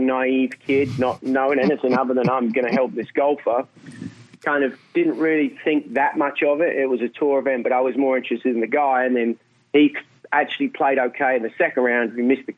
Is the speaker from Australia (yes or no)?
no; England, United Kingdom; I'm English